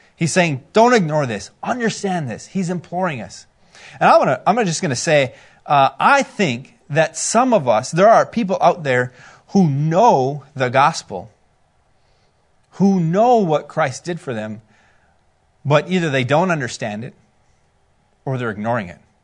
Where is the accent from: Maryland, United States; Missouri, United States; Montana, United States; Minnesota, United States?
Minnesota, United States; we're from Minnesota